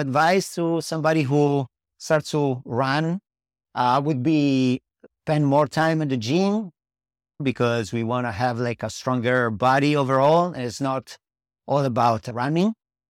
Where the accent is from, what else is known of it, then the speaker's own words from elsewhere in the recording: Italy; English is a second language; I coach in South Loop location. I'm from Italy.